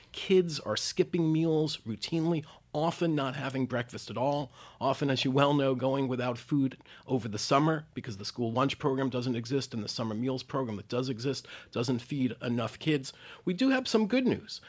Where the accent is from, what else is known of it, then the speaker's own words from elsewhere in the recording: New York City, New York, United States; my hometown of New York City